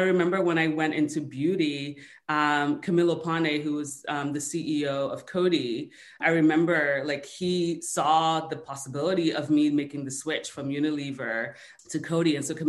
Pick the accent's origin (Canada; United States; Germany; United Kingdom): United States; So I say I'm Nigerian American because it just gives people a greater sense of context for all the different pieces of me that kind of made me who I am today.